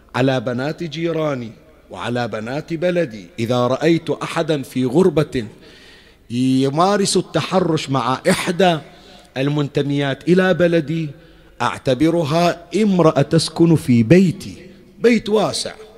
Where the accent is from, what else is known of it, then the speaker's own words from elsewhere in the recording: Bahrain; وأنا البحريني، ابن البحرين